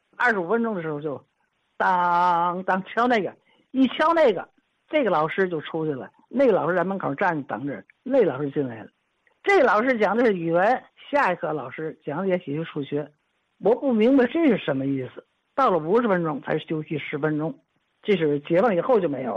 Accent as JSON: {"language": "Chinese", "region": "Tianjin", "country": "China", "tie": "born or raised there", "said": "反正我是生在这个，这个环境，我基本上就没，没离开这块土地"}